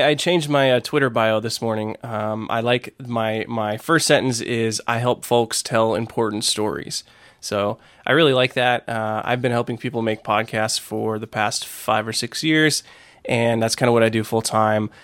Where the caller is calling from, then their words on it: Fort Worth, Texas, United States; I am calling from Fort Worth, Texas